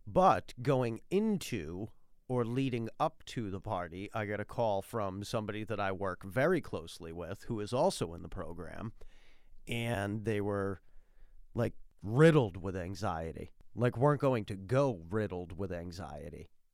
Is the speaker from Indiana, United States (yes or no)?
no; Massachusetts, United States; I'm from Massachusetts